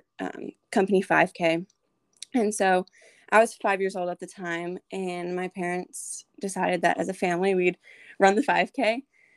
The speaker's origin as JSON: {"language": "English", "region": "New Hampshire", "country": "United States", "moved": "as an adult", "lives_now": "Nashville, United States", "said": "I'm currently a junior at Lipscomb University in Nashville, Tennessee, but I'm originally from New Hampshire"}